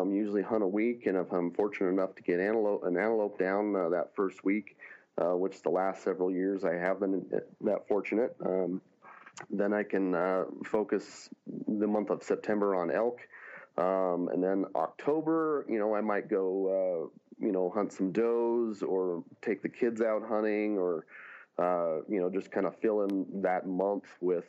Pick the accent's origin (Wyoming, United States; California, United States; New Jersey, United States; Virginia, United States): California, United States; Northern; moved away as an adult; now in Montana, United States; I grew up in California, Northern California, hunting blacktail